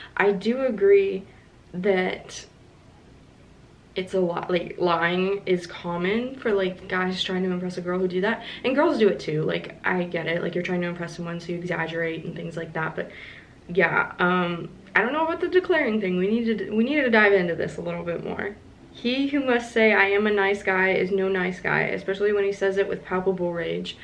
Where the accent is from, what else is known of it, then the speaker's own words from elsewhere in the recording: Kentucky, United States; also born or lived in Florida; I grew up in Kentucky, but I'm originally from Florida